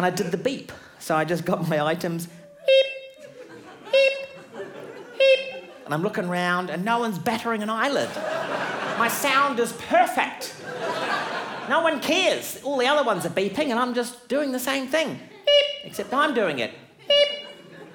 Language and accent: English; New Zealand; I'm from New Zealand